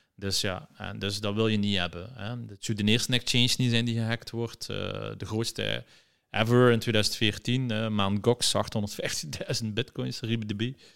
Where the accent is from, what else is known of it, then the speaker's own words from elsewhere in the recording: Ghent, Flanders, Belgium; een geboren en getogen Gentenaar.